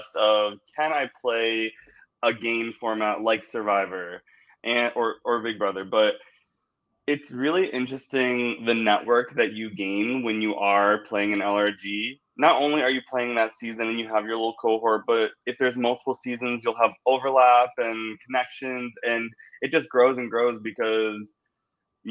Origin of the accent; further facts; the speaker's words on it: New York, United States; I'm a New Yorker and I've always just stayed in my New York bubble